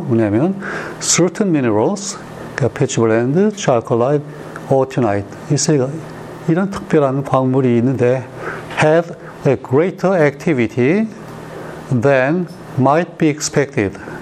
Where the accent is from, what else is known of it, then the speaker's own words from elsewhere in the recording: South Korea; 나도 우리 한국 사람 중에 하나니까